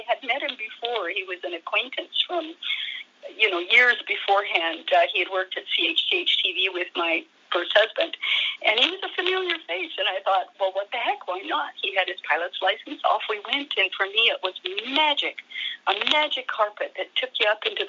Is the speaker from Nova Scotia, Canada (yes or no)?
no; North Vancouver, British Columbia, Canada; moved away; also born or lived in Hamilton, Ontario / Dundas, Ontario / northern Canada; I grew up in North Vancouver, which is just across the pond from the main city